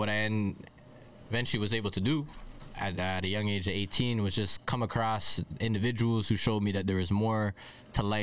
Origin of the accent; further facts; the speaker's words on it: Toronto, Ontario, Canada; from Toronto. I'm from Scarborough, so for those of you that know where that is in in the city, or from the borough